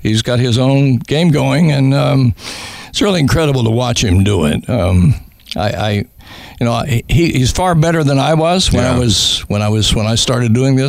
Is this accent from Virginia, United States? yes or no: yes; Virginia, United States; They said, you need to get your accent straightened out, because I was from Virginia, Southwest Virginia